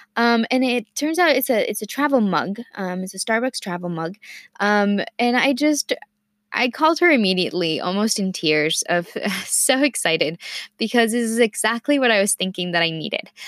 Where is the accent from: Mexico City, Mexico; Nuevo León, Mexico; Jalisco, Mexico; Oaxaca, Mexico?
Mexico City, Mexico; first language Spanish; English is a second language; also born or lived in Ohio, United States; now in Virginia, United States; of my life in Mexico City, of course, um, and then I moved to the U S to Ohio, um, seven years ago